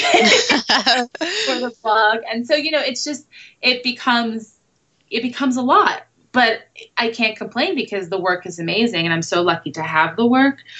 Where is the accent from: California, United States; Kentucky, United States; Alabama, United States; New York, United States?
New York, United States; New York City; moved away as an adult; now in Los Angeles, United States; I grew up in the city. I grew up in Brooklyn and Manhattan